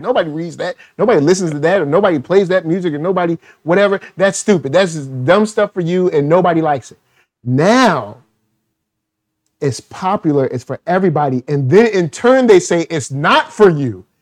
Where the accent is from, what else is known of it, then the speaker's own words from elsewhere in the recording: Virginia, United States; I grew up in Virginia